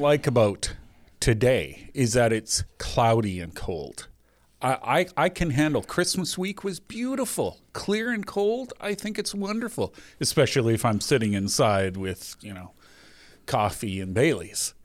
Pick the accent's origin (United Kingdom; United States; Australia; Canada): Canada; we're Canadian